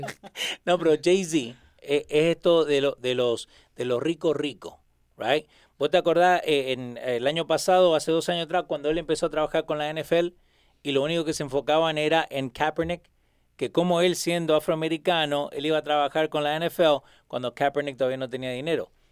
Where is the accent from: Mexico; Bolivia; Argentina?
Argentina; yo soy argentino